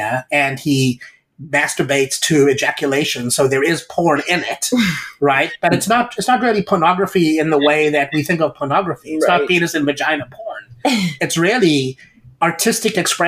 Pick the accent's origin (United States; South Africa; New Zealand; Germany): South Africa; moved away; I grew up in South Africa in a government school where there was corporal punishment